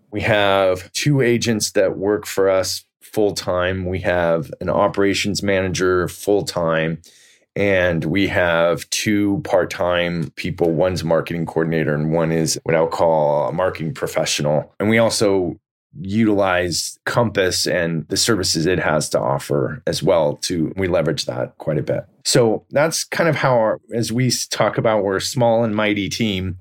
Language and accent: English; Silicon Valley, California, United States; I grew up in Silicon Valley